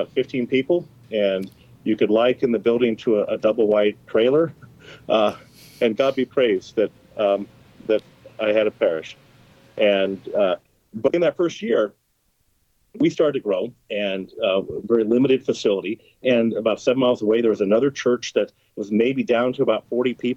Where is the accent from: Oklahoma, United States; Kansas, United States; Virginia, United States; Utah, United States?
Kansas, United States; Topeka; also born or lived in Basehor, Kansas; I'm born and raised in Topeka